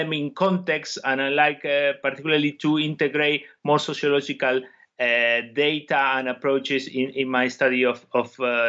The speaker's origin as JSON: {"language": "English", "country": "Argentina", "moved": "as an adult", "lives_now": "United Kingdom", "said": "I come from Argentina, and that's why I had a particular interest in this country initially in my academic career. I studied sociology in Argentina, then I came to the UK to do my PhD"}